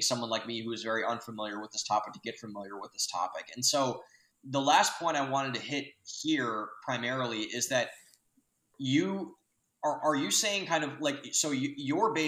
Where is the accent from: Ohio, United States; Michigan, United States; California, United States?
Ohio, United States; Lorain County; I'm from Lorain County